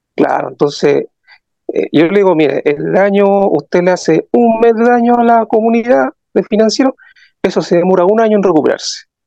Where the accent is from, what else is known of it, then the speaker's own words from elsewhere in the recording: Rancagua, O'Higgins, Chile; soy de la sexta región, eh, Rancagua